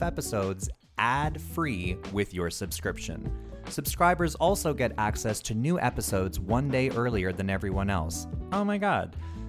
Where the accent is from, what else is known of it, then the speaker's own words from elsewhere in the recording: Canada; that's why we're Canadian.